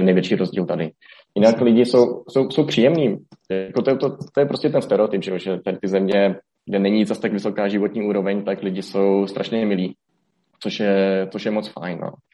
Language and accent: Czech; Hradec Králové, Hradec Králové Region, Czechia; moved away as an adult; also born or lived in Olomouc / Greece; now in Colombia; z Hradce Králové, tam jsem se narodil, tam jsem studoval střední školu